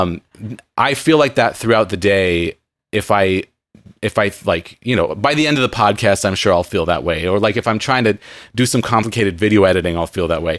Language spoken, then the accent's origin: English; San Diego, California, United States; growing up in San Diego